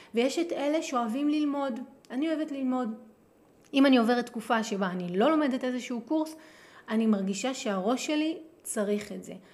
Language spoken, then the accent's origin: Hebrew; Jerusalem, Jerusalem District, Israel; moved away; כירושלמית שגדלה בירושלים